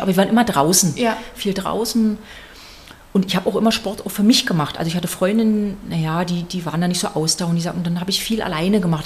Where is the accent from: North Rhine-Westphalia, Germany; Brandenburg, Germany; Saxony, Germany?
Brandenburg, Germany; Cottbus; now in Dresden, Germany; bin da geboren und bin zur Schule gegangen und das ist halt zu Hause